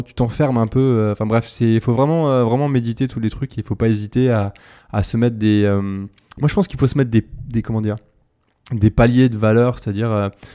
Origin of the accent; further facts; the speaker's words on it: France; moved away as an adult; now in Brazil; en tant que français